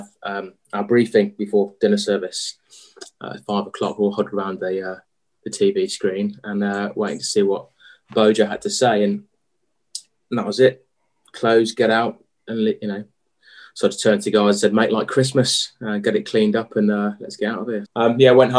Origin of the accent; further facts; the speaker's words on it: Lichfield, West Midlands, United Kingdom; also born or lived in Birmingham / London / Australia / Shropshire; Grew up in Lichfield